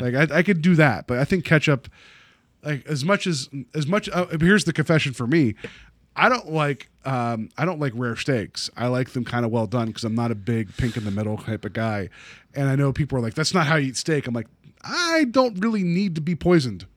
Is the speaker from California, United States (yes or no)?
no; West Virginia, United States; now in Cleveland, United States; we didn't have that type of brown mustard at home where I grew up in West Virginia